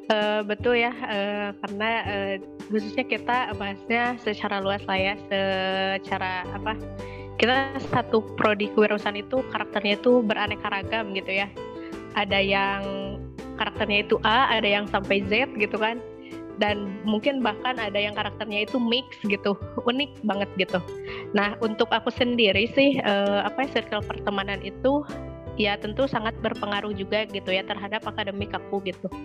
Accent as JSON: {"language": "Indonesian", "region": "West Java", "country": "Indonesia", "said": "khususnya mungkin kalau aku sebagai orang Sunda gitu ya e, menilainya tuh kayak gini"}